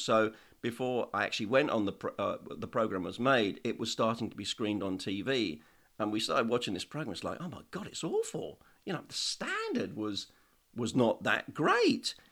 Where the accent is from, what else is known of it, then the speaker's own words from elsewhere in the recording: Woking, South East England, United Kingdom; now in Isle of Skye, United Kingdom; I was born in Woking in Surrey.